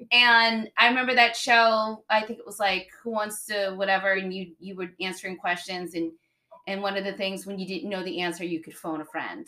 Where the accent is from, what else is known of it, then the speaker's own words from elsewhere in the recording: Boston, Massachusetts, United States; growing up in Boston